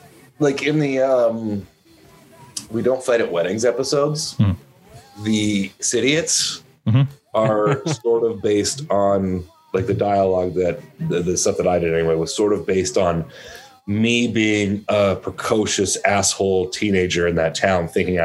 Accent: Arnprior, Ontario, Canada; born or raised there; also born or lived in Ottawa; now in Nashville, United States

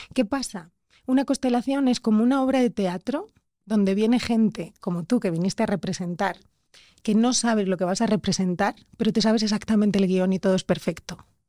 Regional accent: Spain; soy española

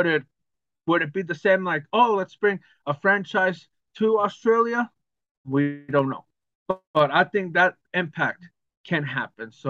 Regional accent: Arizona, United States; my home state

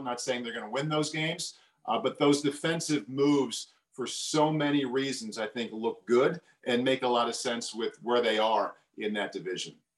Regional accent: Midwest, United States; moved away; I'm from the Midwest. It's springtime, and we're always aware of tornadoes at this time of year back home

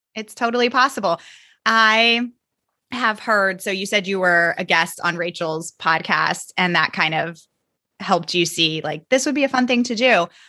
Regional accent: Virginia, United States; I am from Virginia and that's where I taught

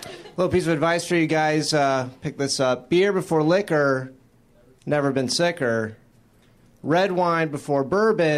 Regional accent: Florida, United States; I'm originally from Florida

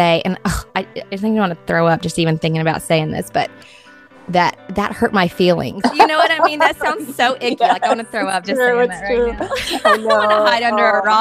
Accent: Georgia, United States; moved away as an adult; now in Florida, United States; I am originally from Georgia

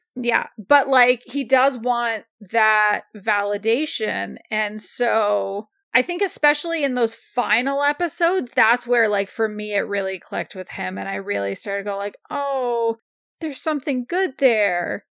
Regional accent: Canada; as a Canadian

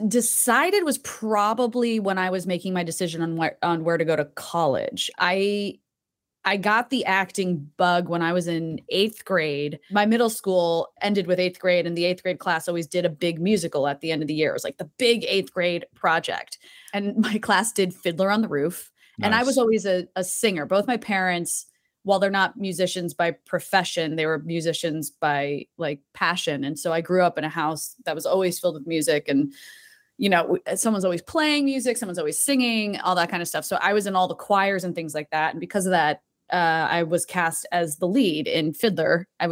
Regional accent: Tewksbury Township, New Jersey, United States; But, you know, where I grew up, like, I can't believe you even said it right. It's Tewksbury Township. Like, we weren't even a town.

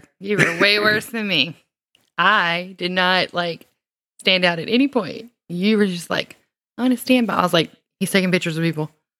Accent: the South, United States; From when I was drinking sodas, it was Mountain Dew. Because I'm from the South.

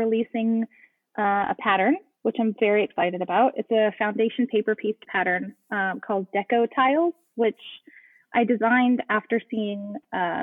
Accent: Dallas, Texas, United States; also born or lived in Galveston, Texas; now in Houston, United States; I grew up actually pretty landlocked. I grew up in Dallas

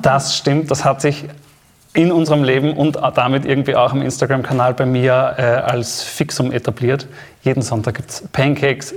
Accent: Steyr, Upper Austria, Austria; moved away; Ich komme aus Oberösterreich, aus dem kleinen Städtchen Steyr.

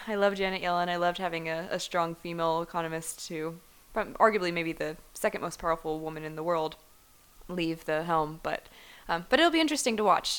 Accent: Cleveland, Ohio, United States; moved away; growing up in Cleveland, I, I was around a lot of kids in my high school

